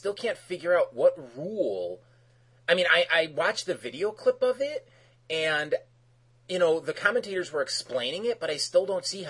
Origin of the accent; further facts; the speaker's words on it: Chicago, Illinois, United States; the Bears won, which is great, because I'm from Chicago, and I'm a Bears fan, but hey, a Chicago team wins, that's great